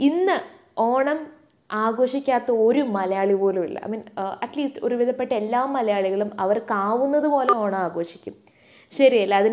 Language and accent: Malayalam; Saudi Arabia; ഇപ്പം ഞാനൊരു പ്രവാസിയാണ് കേട്ടോ ഞാൻ വളർന്നതൊക്കെ സൗദിയിലാണ്